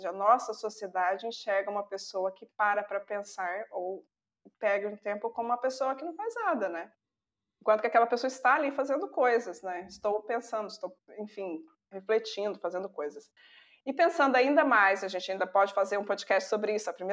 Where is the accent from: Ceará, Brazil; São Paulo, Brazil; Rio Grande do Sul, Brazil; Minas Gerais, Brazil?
Minas Gerais, Brazil; sou mineira